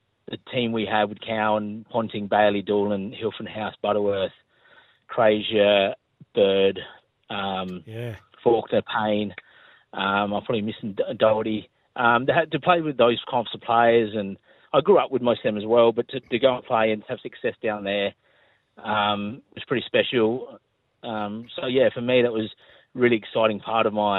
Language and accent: English; Smithfield, South Australia, Australia; also born or lived in England; when I was sort of growing up in Smithfield